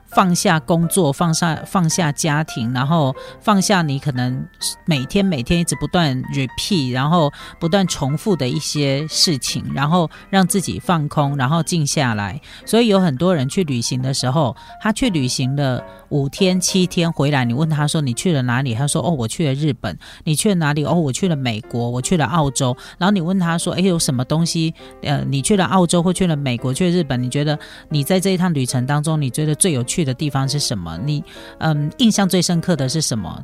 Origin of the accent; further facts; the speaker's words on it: Taiwan; 我们台湾人